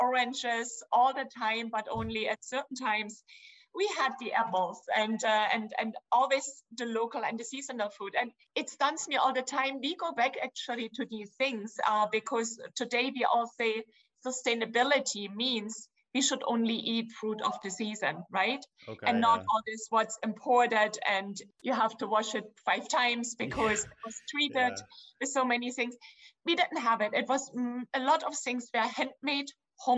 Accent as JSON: {"language": "English", "town": "Dresden", "region": "Saxony", "country": "Germany", "tie": "born or raised there", "second_language": "English", "moved": "as an adult", "lives_now": "United States", "said": "I'm from Dresden, from the Elbe River in Germany."}